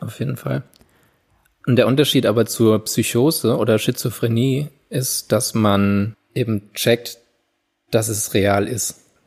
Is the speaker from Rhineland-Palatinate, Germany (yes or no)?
yes; Landau, Rhineland-Palatinate, Germany; in Landau nie gab, wo ich aufgewachsen bin